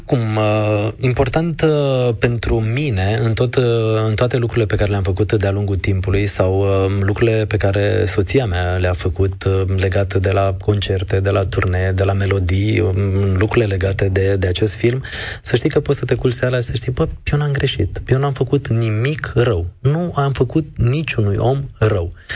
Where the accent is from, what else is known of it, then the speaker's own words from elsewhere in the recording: Târgu Jiu, Gorj, Romania; moved away as an adult; now in Bucharest, Romania; Sunt de la Târgu Jiu